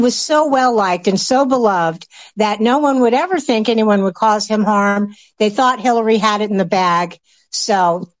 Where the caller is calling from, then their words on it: Pennsylvania, United States; I'm calling from Pennsylvania, the great state of Pennsylvania.